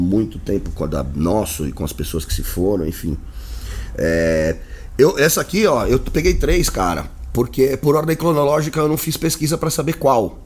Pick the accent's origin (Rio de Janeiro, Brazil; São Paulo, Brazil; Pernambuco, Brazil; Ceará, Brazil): São Paulo, Brazil; Santos; now in São Paulo, Brazil; a gente cresceu em Santos